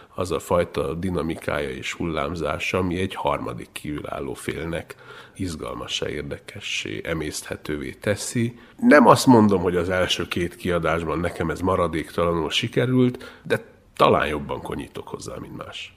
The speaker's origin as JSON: {"language": "Hungarian", "region": "Transylvania", "country": "Romania", "first_language": "Hungarian", "said": "én egy szorvány vidékről származom, én egyszerre tanultam meg a két nyelvet"}